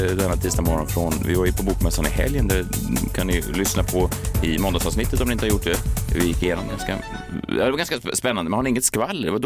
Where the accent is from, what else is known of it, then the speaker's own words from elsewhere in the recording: Gävle, Gävleborg County, Sweden; Jag kommer från Gävle, inte det Norrland, Är det inte där ni knullar björnar och så vidare.